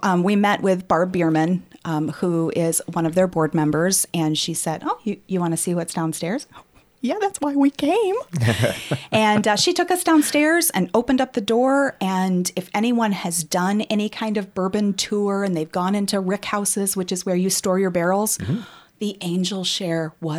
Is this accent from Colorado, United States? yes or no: no; Rockford, Illinois, United States; Growing up in Rockford, I had no idea that this actually happened and that we had a huge distillery here in Rockford